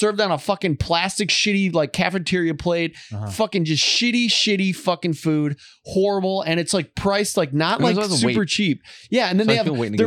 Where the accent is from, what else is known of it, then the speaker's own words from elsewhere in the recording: Midwest, United States; growing up in the Midwest